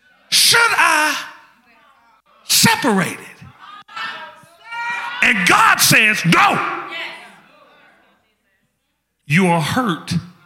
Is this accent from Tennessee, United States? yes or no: yes; Memphis, Tennessee, United States; I told you, I'm from Memphis.